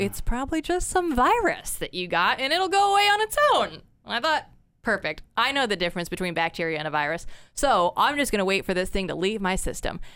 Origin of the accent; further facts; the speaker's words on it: West Des Moines, Iowa, United States; moved away as an adult; also born or lived in Portland, Oregon; born and raised, uh, West Des Moines